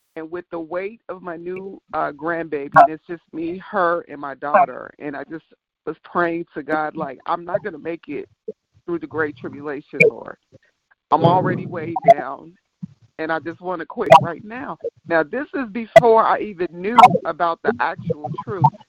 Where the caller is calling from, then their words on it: Chicago, Illinois, United States; I'm calling from Chicago, Illinois